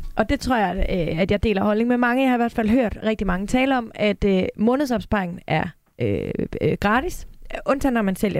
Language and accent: Danish; Denmark; jeg som dansker